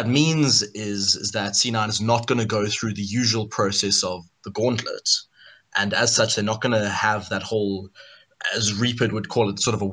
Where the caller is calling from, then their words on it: Cape Town, Western Cape, South Africa; Calling from Cape Town, South Africa.